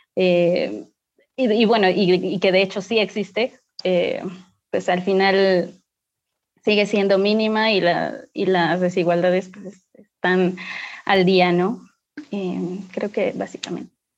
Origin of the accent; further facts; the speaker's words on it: Pachuca, Hidalgo, Mexico; yo soy de Pachuca